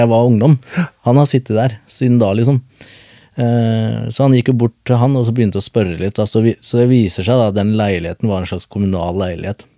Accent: Skien, Telemark, Norway; also born or lived in Bogotá, Colombia; Jeg er fra Colombia, mm. eh, men jeg er vokst opp på Gulset

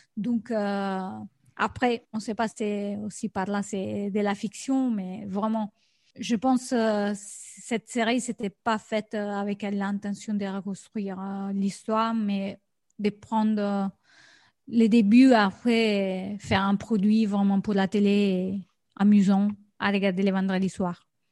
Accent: Rome, Lazio, Italy; je suis de Rome

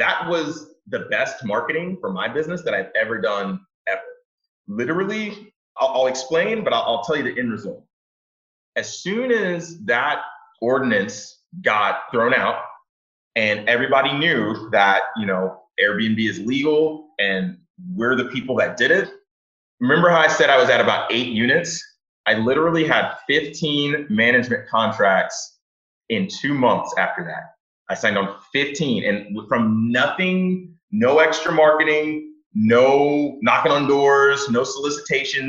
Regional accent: Houston, Texas, United States; moved away as an adult; now in Detroit, United States; I'm not from Detroit. I'm from Houston, Texas, and I moved to Detroit about 6 years ago

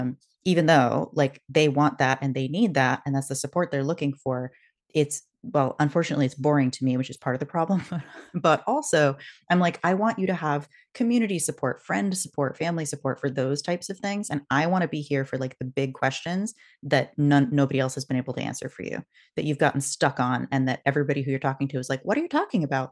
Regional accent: West Coast, United States; moved away; also born or lived in Boston; I grew up on the West Coast

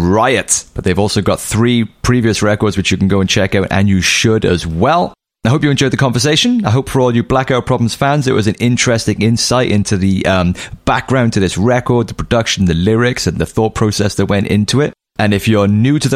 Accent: Cardiff, Wales, United Kingdom; Cardiff, that's my hometown.

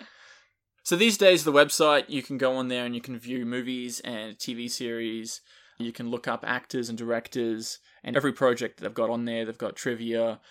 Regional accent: Australia; I'm Australian

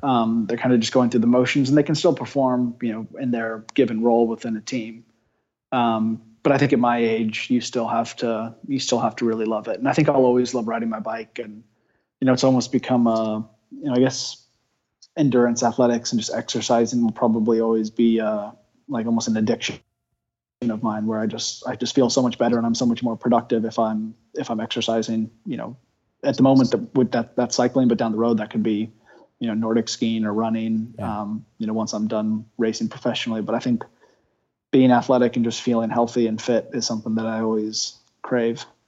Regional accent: United States; being an American

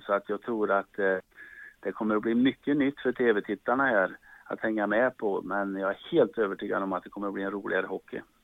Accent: Charlottenberg, Värmland, Sweden; also born or lived in Sunne / Karlskoga; now in Stockholm, Sweden; så kommer jag från Charlottenberg ska ni veta och det är inte världens största

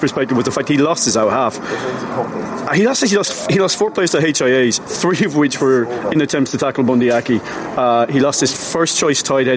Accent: Mayo, Connacht, Ireland; I am from Mayo

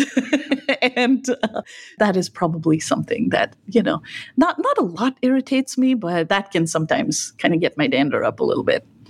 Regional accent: Nilgiri Hills, Tamil Nadu, India; now in United States; I spent some years growing up in India, in the south, in what's called the Nilgiri Hills

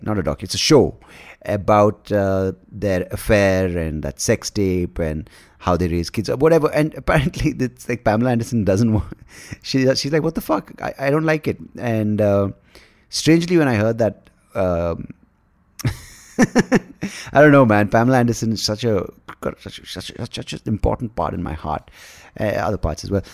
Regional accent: Bangalore, Karnataka, India; also born or lived in Hyderabad; I'm from Bangalore, I live in Bangalore

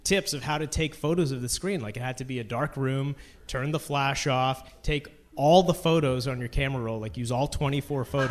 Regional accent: Brampton, Ontario, Canada; born or raised there

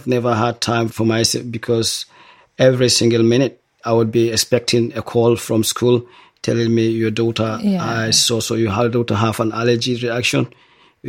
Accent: Nigeria; moved away as an adult; also born or lived in Dundee, United Kingdom; now in Glasgow, United Kingdom; originally I'm from Nigeria

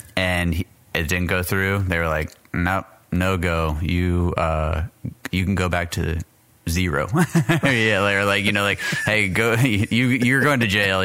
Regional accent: El Paso, Texas, United States; moved away; also born or lived in Orlando, Florida / Pennsylvania; I was born in El Paso, Texas

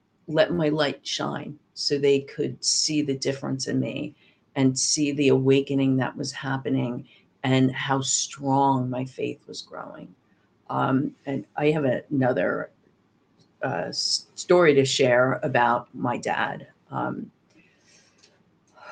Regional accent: New Jersey, United States; moved away as an adult; I upped and left my home state of New Jersey

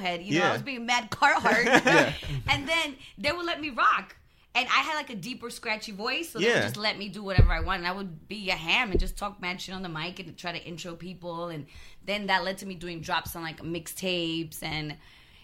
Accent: Los Angeles, California, United States; I was born and raised in Los Angeles, mid-city Los Angeles, which is right next to South Central

